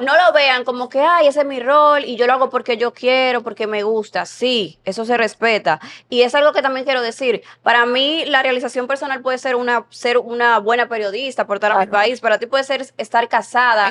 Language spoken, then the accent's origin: Spanish; San Pedro de Macorís, Dominican Republic; moved away as an adult; now in Santo Domingo, Dominican Republic; Yo estaba recién llegada a la capital, yo soy de San Pedro de Macorís, vine aquí a estudiar